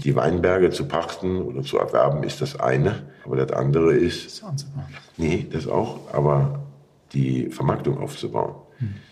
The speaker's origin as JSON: {"language": "German", "region": "Rhineland-Palatinate", "country": "Germany", "said": "bei uns, ich spreche von der Mosel"}